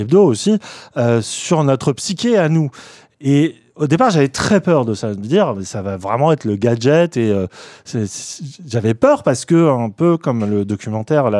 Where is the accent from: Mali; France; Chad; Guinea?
France; nous, en tant que Français